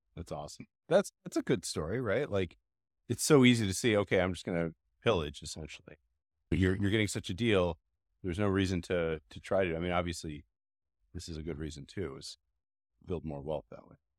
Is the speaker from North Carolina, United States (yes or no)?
no; Chicago, Illinois, United States; growing up in Chicago